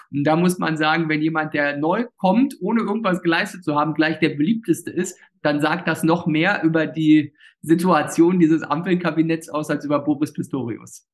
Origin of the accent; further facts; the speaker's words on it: Ueckermünde, Mecklenburg-Vorpommern, Germany; das alles meine Heimatregion, auch das ländliche